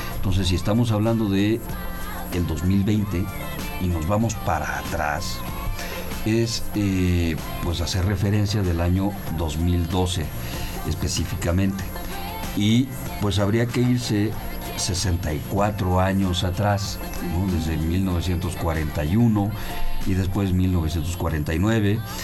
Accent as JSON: {"language": "Spanish", "country": "Mexico", "said": "como mexicanos"}